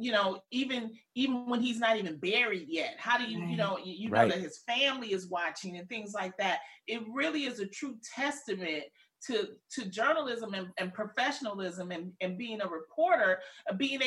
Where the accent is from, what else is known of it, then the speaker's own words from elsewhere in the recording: Detroit, Michigan, United States; where are you from? I said, Detroit